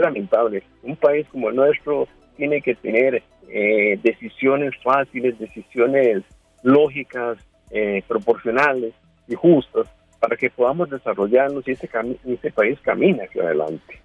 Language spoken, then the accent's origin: Spanish; Costa Rica; Como costarricense